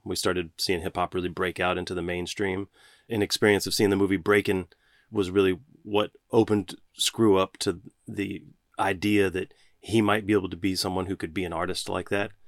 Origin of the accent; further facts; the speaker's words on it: Galveston, Texas, United States; even growing up in Galveston